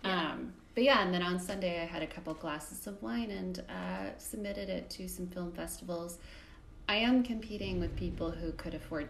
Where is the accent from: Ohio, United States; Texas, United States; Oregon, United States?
Texas, United States; went to public school in Texas